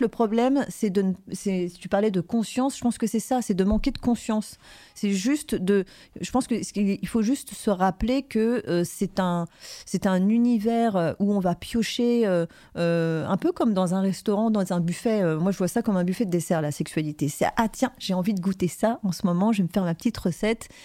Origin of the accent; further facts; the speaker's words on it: Paris, Île-de-France, France; je venais de Paris